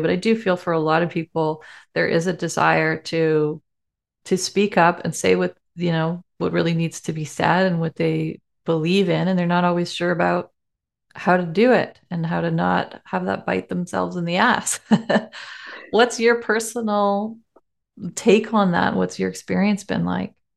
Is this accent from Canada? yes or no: yes; Canada; We're so Canadian